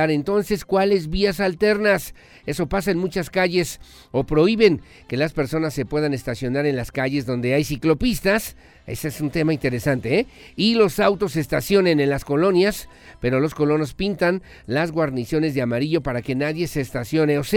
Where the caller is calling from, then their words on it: Juriquilla, Querétaro, Mexico; de San Isidro, Juriquilla.